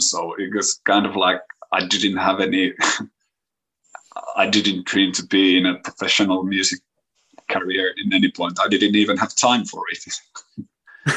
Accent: Kouvola, Kymenlaakso, Finland; English is a second language; my hometown here in Kouvola

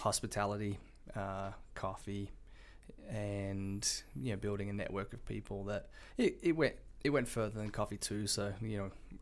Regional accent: Perth, Western Australia, Australia; moved away as an adult; now in United States; I grew up in Perth, Australia

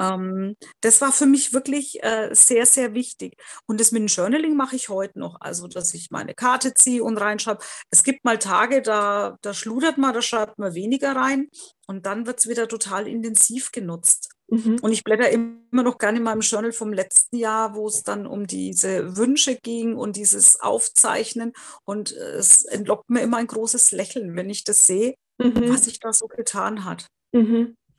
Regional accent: Bavaria, Germany; ich komme ja aus Bayern

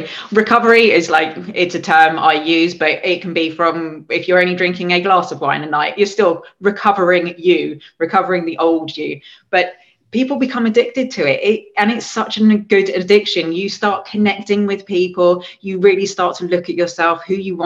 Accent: England, United Kingdom; moved away; I'm the English person there

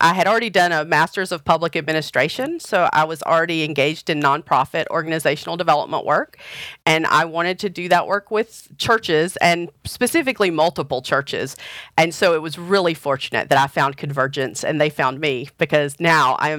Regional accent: the South, United States; I grew up United Methodist in the South in a small town

